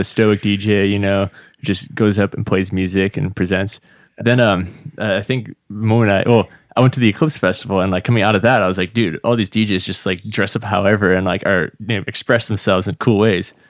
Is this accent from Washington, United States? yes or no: yes; Redmond, Washington, United States; also born or lived in Slovakia; I grew up just, uh, over in Redmond, basically where we are